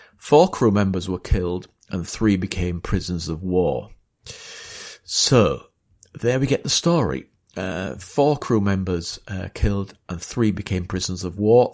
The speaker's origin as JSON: {"language": "English", "town": "Beverley", "region": "Yorkshire and the Humber", "country": "United Kingdom", "tie": "born or raised there", "said": "I'm from East Yorkshire, and, uh, uh, went to school in Beverley"}